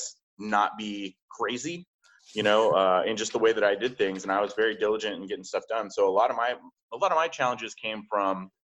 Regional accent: just outside of Tulsa, Oklahoma, United States; moved away as an adult; I went back home to my small hometown in just outside of Tulsa, Oklahoma

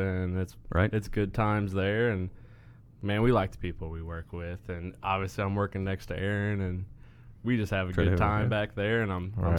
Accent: Greenwood, Indiana, United States; I'm not from Martinsville. I'm actually from Greenwood.

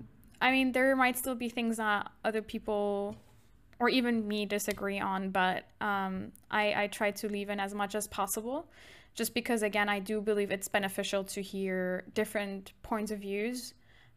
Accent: Germany; I'm from Germany and I'm female.

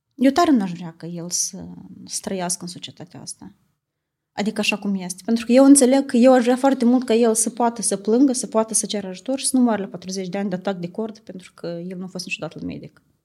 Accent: Italy; moved away as an adult; now in Moldova; am crescut în Italia

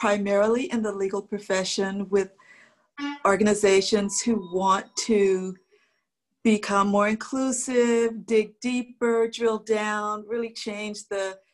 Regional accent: Berkeley, California, United States; also born or lived in the US South / Los Angeles, United States; I grew up in the Jim Crow segregated South, and I moved from there as a young girl to Berkeley, California.

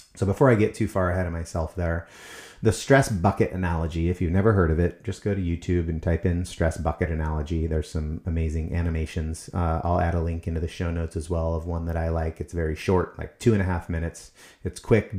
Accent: United States; as Americans

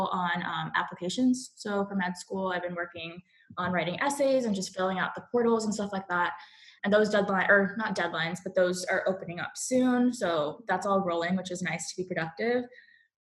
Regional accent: Sugar Land, Texas, United States; also born or lived in Chicago; now in Cary, United States; where I grew up and the place that I kind of resonate most with is Sugar Land, Texas.

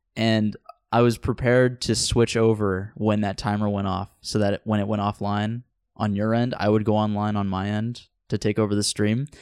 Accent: Central Point, Oregon, United States; also born or lived in Antioch, California / Rogue River, Oregon; We moved up here like a year after I was born, but what, it wasn't here in Central Point. It was like in Rogue River and then eventually really? we moved to uh, Central Point.

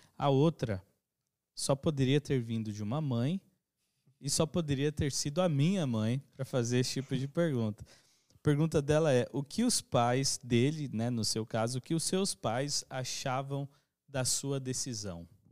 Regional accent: Brazil; todos nós somos brasileiros

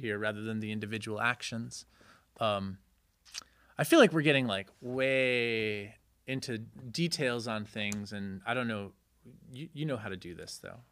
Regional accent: Connecticut, United States; moved away as an adult; also born or lived in Chicago / Berlin / New York; I grew up in Connecticut

